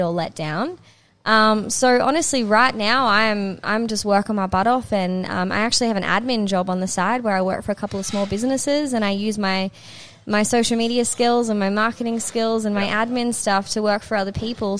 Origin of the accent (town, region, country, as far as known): Noosa, Queensland, Australia; born or raised there; moved away as an adult; also born or lived in Ulladulla, New South Wales; now in Melbourne, Australia